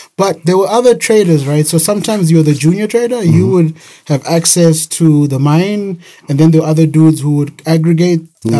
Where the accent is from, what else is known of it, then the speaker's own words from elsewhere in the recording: Harare, Zimbabwe; moved away as an adult; also born or lived in Bulawayo, Zimbabwe / Cape Town, South Africa; I was born in Bulawayo, the second biggest city in Zimbabwe. Bulawayo. Okay. But I grew up in Harare, Zimbabwe, which is the capital city.